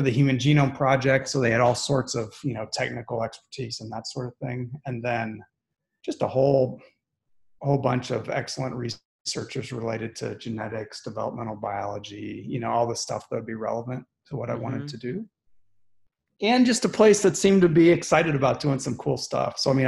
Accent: back home to Columbus, Midwest, United States; moved away as an adult; also born or lived in Baltimore / Washington, District of Columbia, United States; now in Houston, United States; Growing up in the Midwest, training on the East Coast

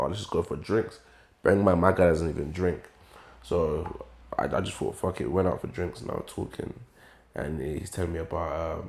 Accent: Essex, East of England, United Kingdom; I grew up in Essex.

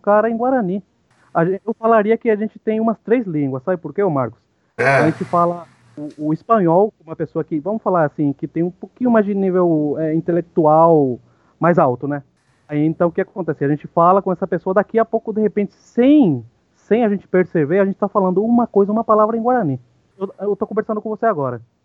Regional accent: Ciudad del Este, Alto Paraná, Paraguay; Portuguese is a second language; moved away as an adult; now in Brazil; sou paraguaio, é, nascido em Cidade do Leste, tenho 39 anos.

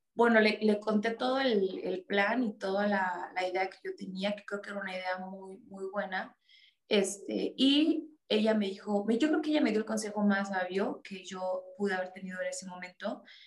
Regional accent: Mexico; yo vivo aquí en México. Sí, yo nací aquí en México

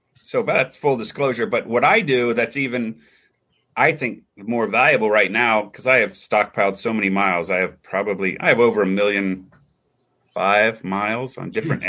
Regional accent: Cincinnati, Ohio, United States

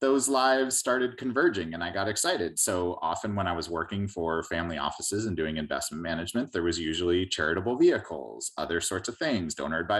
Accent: San Diego, California, United States; our community in San Diego, my hometown

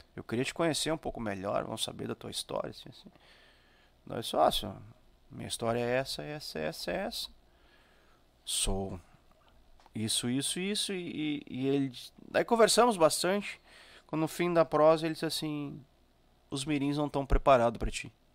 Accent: São Francisco de Paula, Rio Grande do Sul, Brazil; eu sou de São Chico.

